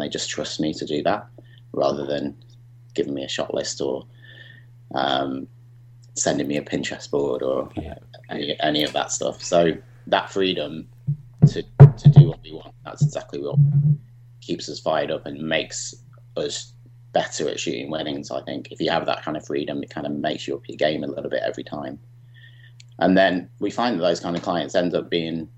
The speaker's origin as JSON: {"language": "English", "town": "Chester", "region": "North West England", "country": "United Kingdom", "also_born_or_lived": "Birmingham", "moved": "yes", "lives_now": "Montreal, Canada", "said": "I'm from Chester originally, but lived in Birmingham for 25 years."}